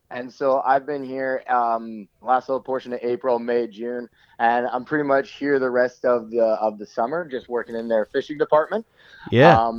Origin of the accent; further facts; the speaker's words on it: Langley, British Columbia, Canada; now in Salmon Arm, Canada; So, I'm from the Lower Mainland. I'm from Langley.